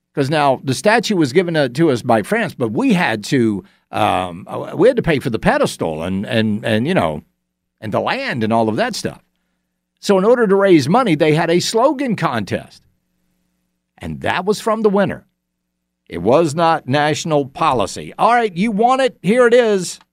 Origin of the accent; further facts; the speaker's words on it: Augusta, Georgia, United States; please not my hometown.